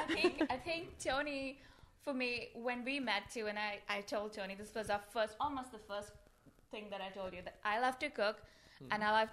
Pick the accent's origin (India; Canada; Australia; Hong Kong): India; now in Gibsonia, United States; I come from a family of foodies from India, and I am from India.